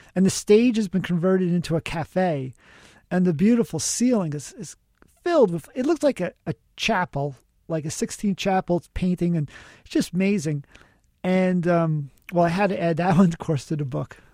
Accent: New York City, New York, United States; I grew up in the South Bronx

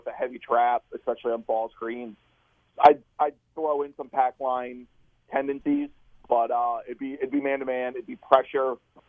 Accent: East Coast, United States; I'm not from Kentucky. I'm from the East Coast

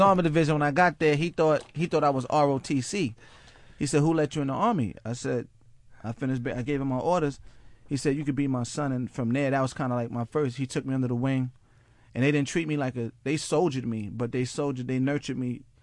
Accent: Mount Vernon, New York, United States; from Mount Vernon, New York

